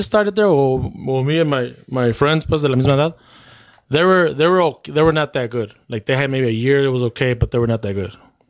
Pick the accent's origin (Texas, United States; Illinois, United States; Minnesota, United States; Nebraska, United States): Illinois, United States; Edison; also born or lived in Cicero; I grew up with them in Edison.